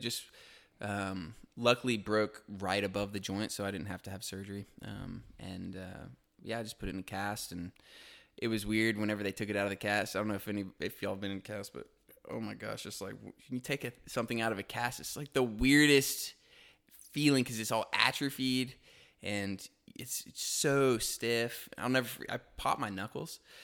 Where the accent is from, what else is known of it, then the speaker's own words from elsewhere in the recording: Tulsa, Oklahoma, United States; moved away as an adult; also born or lived in Auburn; now in Chattanooga, United States; Grew up in Tulsa, Oklahoma